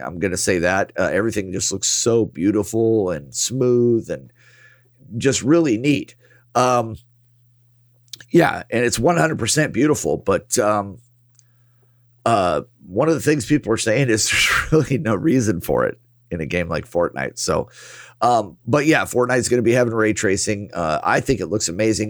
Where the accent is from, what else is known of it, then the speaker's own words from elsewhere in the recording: United States; as an American yeah. as American citizens